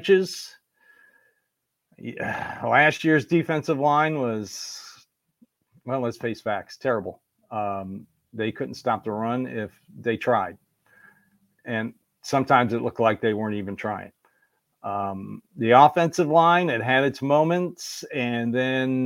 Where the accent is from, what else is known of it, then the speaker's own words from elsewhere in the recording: Cleveland, Ohio, United States; moved away; I grew up in Cleveland